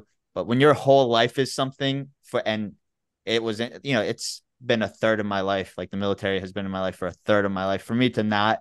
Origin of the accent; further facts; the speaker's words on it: Memphis, Tennessee, United States; moved away as an adult; I'm from Memphis, Tennessee